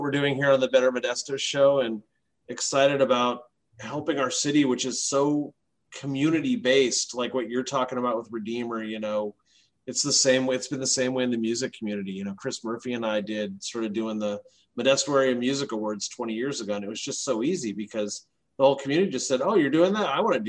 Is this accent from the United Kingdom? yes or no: yes; England, United Kingdom; now in United States; I'm from England originally. My brother still lives in England